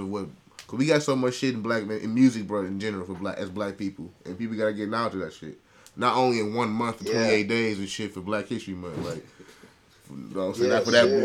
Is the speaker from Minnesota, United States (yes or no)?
yes; Minnesota, United States; We from Minnesota